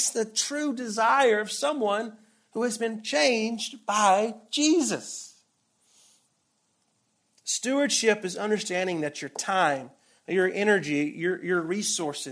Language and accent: English; Deep South, United States; moved away; you probably can hear the accent. I grew up in the Bible Belt. I grew up in the Deep South